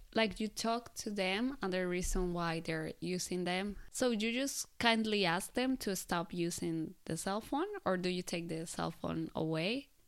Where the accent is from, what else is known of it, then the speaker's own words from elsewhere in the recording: Colombia; now in Japan; I come from Colombia